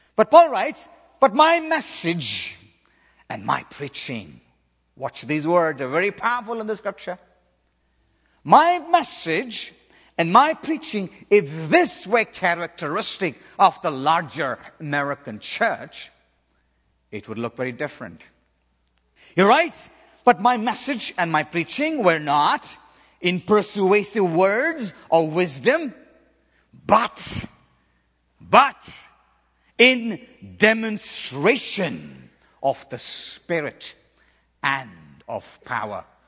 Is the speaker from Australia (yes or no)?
no; South India, India; moved away; in the southern part of India where I was born and raised